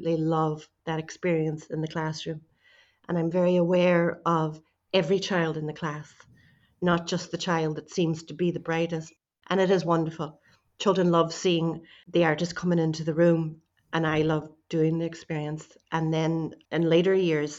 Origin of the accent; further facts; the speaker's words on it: Ireland; also born or lived in United States; now in Donegal, Ireland; I'm in Donegal in Ireland, which is the north of the county